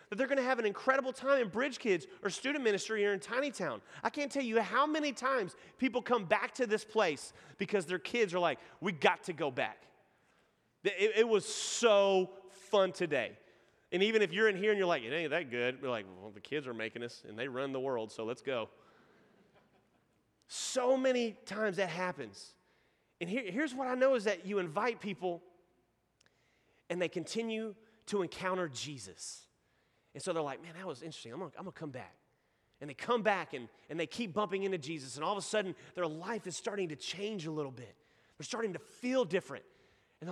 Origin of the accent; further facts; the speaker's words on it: Nacogdoches, Texas, United States; accent: Texan; now in Houston, United States; that's my hometown